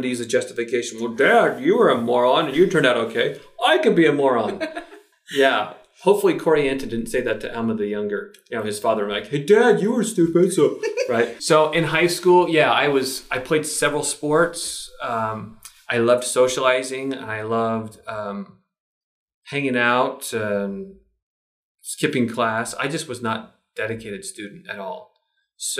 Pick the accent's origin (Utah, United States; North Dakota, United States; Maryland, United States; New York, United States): Utah, United States; Lehi; moved away as an adult; also born or lived in Pennsylvania / Kansas; now in Idaho, United States; I grew up in Lehi, Utah